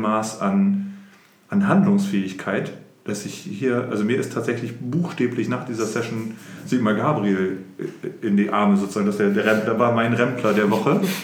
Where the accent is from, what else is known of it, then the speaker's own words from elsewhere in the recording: Oldenburg, Lower Saxony, Germany; ich bin in Oldenburg geboren und aufgewachsen und bin mit Anfang 20 aus Oldenburg etwas weiter nördlich in eine Kleinstadt gezogen